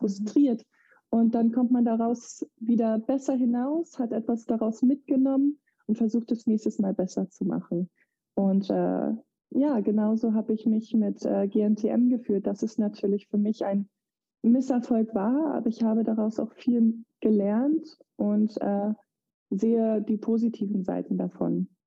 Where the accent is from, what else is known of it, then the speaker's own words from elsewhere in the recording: Eutin, Schleswig-Holstein, Germany; moved away as an adult; also born or lived in United States; in dem Dorf, wo ich herkomme, Eutin